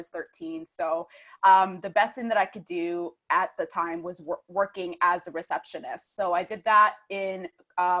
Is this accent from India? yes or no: no; Michigan, United States; now in United Kingdom; I am originally from Michigan, but I'm currently based in the UK